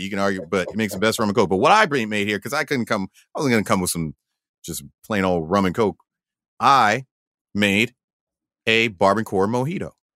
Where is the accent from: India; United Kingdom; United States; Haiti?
United States; Valley Stream, New York; I grew up in Valley Stream, Long Island